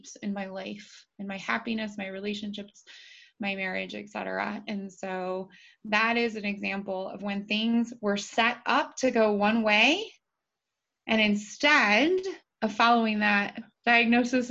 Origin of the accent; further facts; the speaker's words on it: Appalachia, United States; also born or lived in Dayton, Ohio; I was born to a single mom in Dayton, Ohio, and then we moved into Appalachia. So I more say that I'm from Appalachia than from Ohio, because people get a better understanding of the expectations and the environment that I grew up